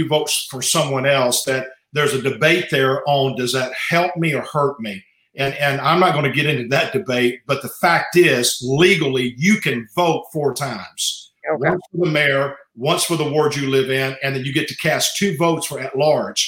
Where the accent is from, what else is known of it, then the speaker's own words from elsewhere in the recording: Beaumont, Texas, United States; I was born here in Beaumont, raised in this area